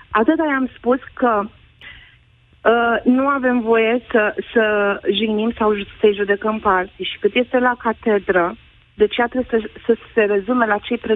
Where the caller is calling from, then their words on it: Brașov, Brașov County, Romania; Uh, sunt din Brașov, am o fetiță și un clasa șasea